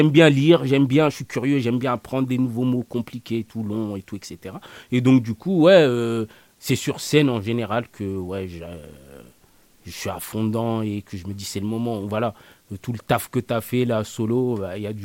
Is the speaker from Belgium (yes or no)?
no; France; je dis on parce que je m'y inclus, je suis né en France, je me sens français.